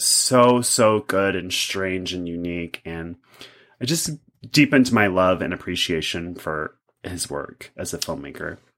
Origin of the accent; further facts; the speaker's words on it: Kentucky, United States; I'm from Kentucky. I'm a Kentucky boy.